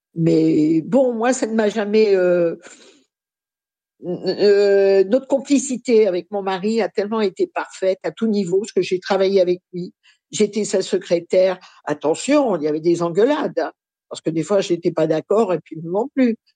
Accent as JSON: {"language": "French", "town": "Paris", "region": "Île-de-France", "country": "France", "tie": "born or raised there", "said": "je suis née à Paris, mais de parents réfugiés polonais"}